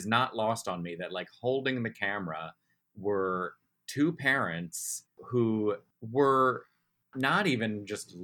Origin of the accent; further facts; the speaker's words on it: Baltimore, Maryland, United States; We grew up in Baltimore City. Which is a very, you know, complicated city. I love that city. Very proud to be from there